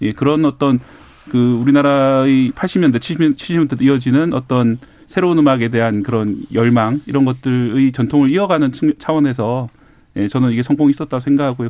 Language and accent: Korean; Busan, South Korea; 저도 이제 어릴 때 제 고향이 부산 만덕동